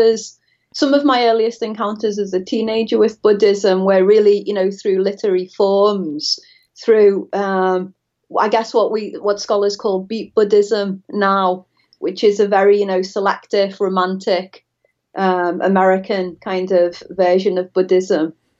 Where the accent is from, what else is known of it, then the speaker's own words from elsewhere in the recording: Liverpool, North West England, United Kingdom; now in Florida, United States; I'm from Liverpool, just to, in case the audience is startled by my accent. I'm not a native to Florida.